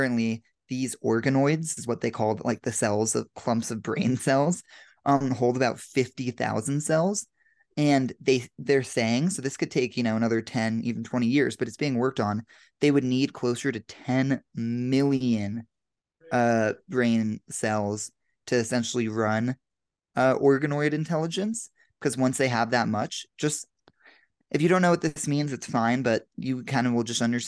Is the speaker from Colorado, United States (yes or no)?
yes; Denver, Colorado, United States; now in Los Angeles, United States; I'm here in Denver, Colorado, back in my hometown for the weekend.